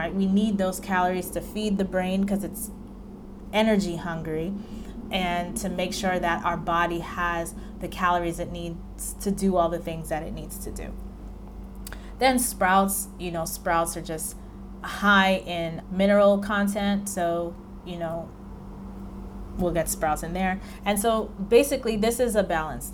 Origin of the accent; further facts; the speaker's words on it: New York, United States; I'm from New York